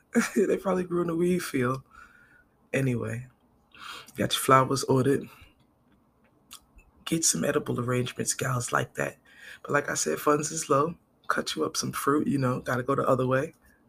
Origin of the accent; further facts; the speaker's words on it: Brooklyn, New York, United States; born there; I'm from Brooklyn. born, not raised.